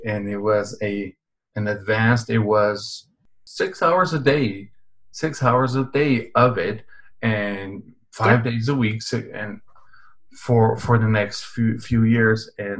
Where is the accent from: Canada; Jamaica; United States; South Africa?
Canada; born there; also born or lived in Europe; And although I was always legal because I was born in Canada.